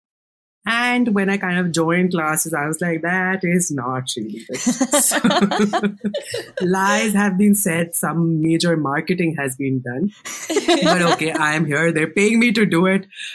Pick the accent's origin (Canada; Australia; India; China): India; English is a second language; moved away as an adult; I used to watch tons of BuzzFeed in India.